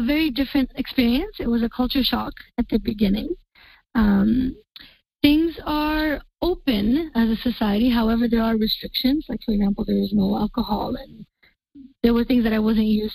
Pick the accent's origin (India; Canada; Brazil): Canada; moved away as an adult; also born or lived in Kuwait; now in Dubai, United Arab Emirates; I'm from Canada, and I moved to Kuwait 7 years ago teaching